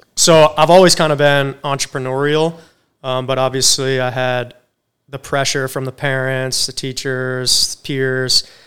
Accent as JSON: {"language": "English", "area": "Cape Cod", "region": "Massachusetts", "country": "United States", "tie": "born or raised there", "moved": "yes", "lives_now": "Charleston, United States", "said": "I grew up in Cape Cod, Massachusetts"}